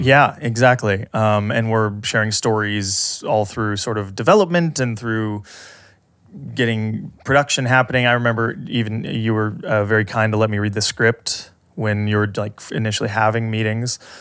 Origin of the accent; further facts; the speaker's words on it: Southern California, United States; growing up in Southern California